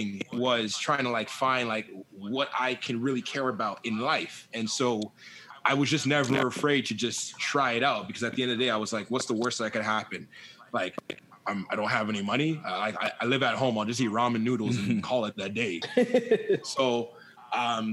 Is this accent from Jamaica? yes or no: yes; Jamaica; I'm Jamaican